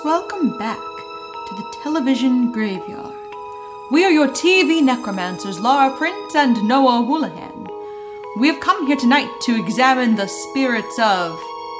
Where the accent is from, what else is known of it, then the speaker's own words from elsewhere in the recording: England, United Kingdom; I'm English.